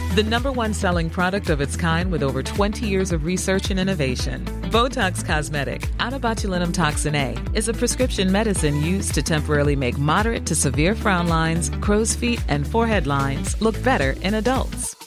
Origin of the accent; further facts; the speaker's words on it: Ballincollig, Munster, Ireland; we are from Ballincollig